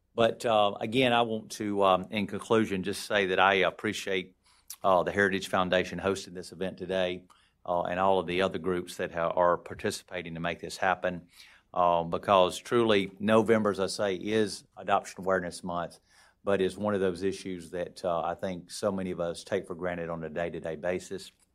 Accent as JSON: {"language": "English", "region": "Alabama", "country": "United States", "tie": "born or raised there", "moved": "as an adult", "lives_now": "Washington, D.C., United States", "said": "growing up, uh, in the small town that I grew up down in Alabama in the northwest part of the state in Haleval."}